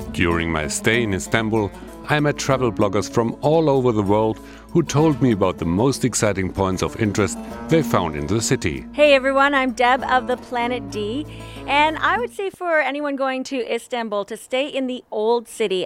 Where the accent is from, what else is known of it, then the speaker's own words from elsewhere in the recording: Maine, United States; I'm from Maine in the United States.